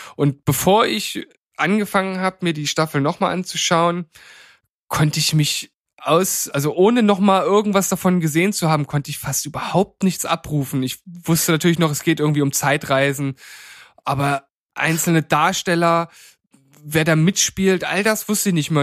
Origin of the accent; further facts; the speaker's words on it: Germany; now in Leipzig, Germany; als Deutsche